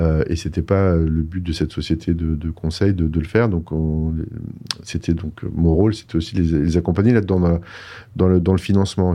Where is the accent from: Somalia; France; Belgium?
France; moved away as an adult; also born or lived in Paris; now in Montreal, Canada; quand on a vraiment décidé de venir, euh, de quitter la France